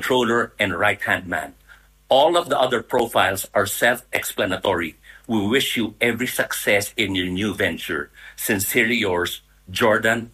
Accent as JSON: {"language": "English", "country": "Philippines", "said": "I'm Filipino that live here in Manila."}